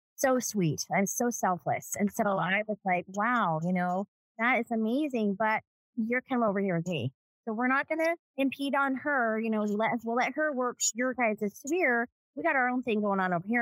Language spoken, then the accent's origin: English; Los Angeles, California, United States; now in Las Vegas, United States; I was born in 1970 in Southern California, LA. I was adopted.